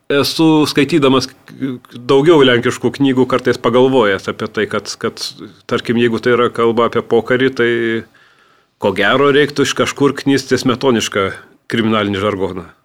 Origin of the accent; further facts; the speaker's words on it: Vilnius, Vilnius County, Lithuania; also born or lived in Samogitia; Aš Vilnietis, aš tos tarmės nelabai turiu, kažkiek, tos, iš, kažkiek turiu žemaitiško iš vaikystės